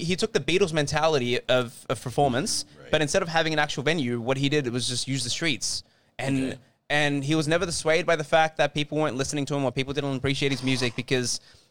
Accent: Australia; I'm Australian, man.

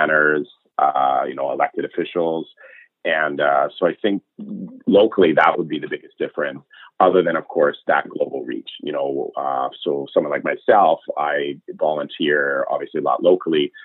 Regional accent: Richmond, British Columbia, Canada; also born or lived in West End, Vancouver; I grew up in Richmond, actually, born and raised in Richmond.

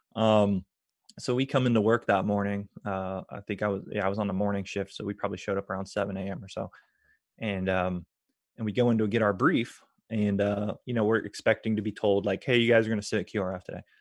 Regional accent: Tampa, Florida, United States; I grew up around McDill Air Force Base

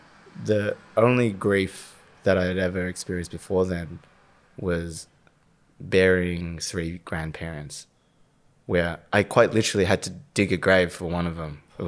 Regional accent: Victoria, Australia; No. I'm born and raised in the West Side.

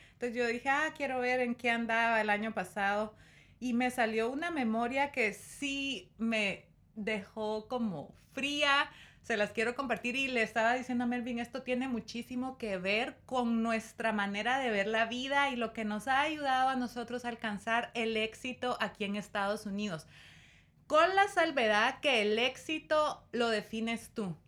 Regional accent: Guatemala; moved away as an adult; now in United States; yo amo mi país y estoy muy orgullosa de donde vengo

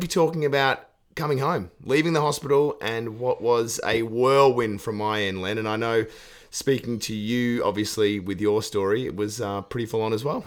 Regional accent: Australia; as an Australian

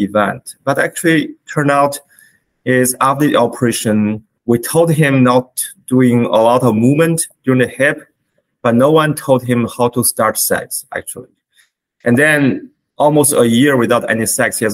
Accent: China; moved away as an adult; now in Canada; I was born in China, where I was trained as a physician

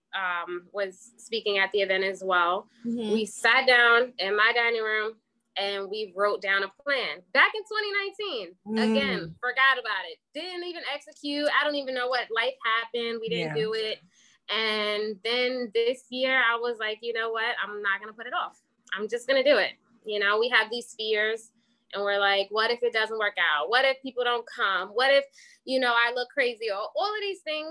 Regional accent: Wyandanch, New York, United States; I was raised in Windy Inch, New York. I grew up there

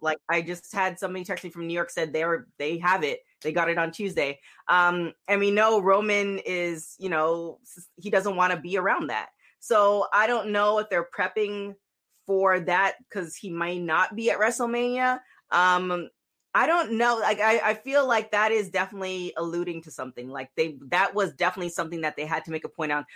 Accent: Toronto, Ontario, Canada; now in Los Angeles, United States; Toronto, born

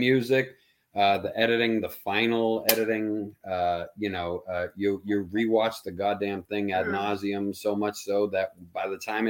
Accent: Massachusetts, United States; I'm from the North Shore.

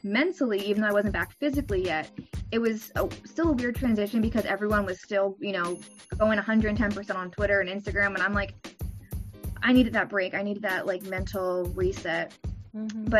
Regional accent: New Jersey, United States; moved away as an adult; now in Maryland, United States; originally I'm from Jersey. I used to live 5 minutes from the school, so it was so easy before. And then I moved down to Maryland

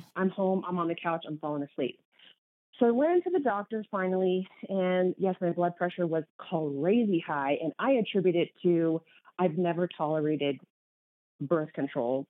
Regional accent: Kansas, United States; moved away as an adult; also born or lived in Minneapolis; now in New Mexico, United States; I am was born and raised in Kansas. So, huge Kansas girl

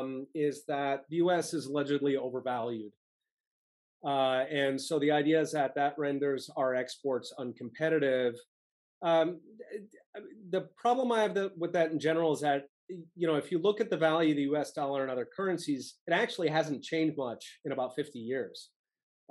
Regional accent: Philadelphia, Pennsylvania, United States; I grew up in Philadelphia

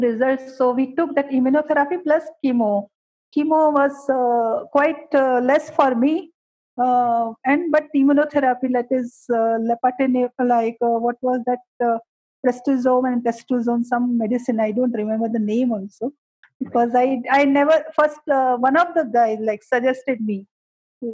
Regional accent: Gujarat, India; also born or lived in Karnataka / Mumbai; now in Bangalore, India; I belong to Karnataka, basically, because I was brought up in Gujarat

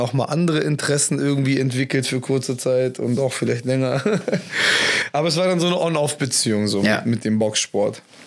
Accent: Homburg, Germany; in Homburg, wo ich gelebt habe

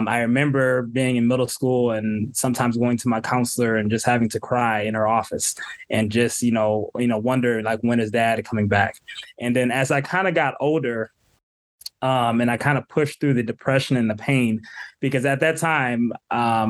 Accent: Southfield, Michigan, United States; also born or lived in Royal Oak, Michigan / Detroit, Michigan; I grew up in Southfield

